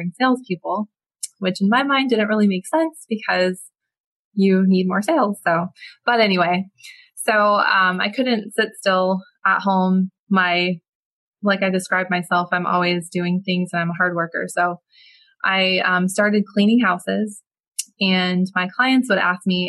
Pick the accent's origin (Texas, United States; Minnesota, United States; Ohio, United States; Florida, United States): Florida, United States; Palmetto; I was born and raised in Palmetto, Florida, which is a small little town just south of Tampa